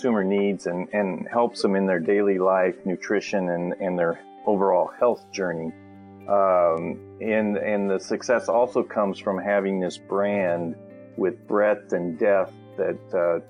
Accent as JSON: {"language": "English", "town": "Lincoln", "region": "Nebraska", "country": "United States", "tie": "born or raised there", "said": "I grew up in Nebraska. I was born and raised there, always a Cornhusker. And as I was lived in Lincoln there"}